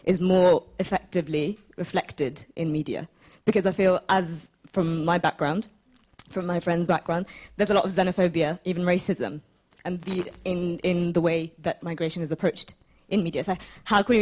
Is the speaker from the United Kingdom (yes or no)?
yes; United Kingdom; I'm British. I'm also Bangladeshi, child of immigrants